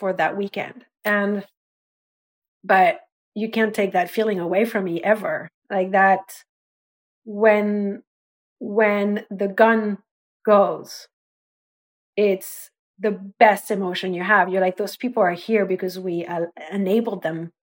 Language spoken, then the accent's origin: English; France; moved away; I was the French kid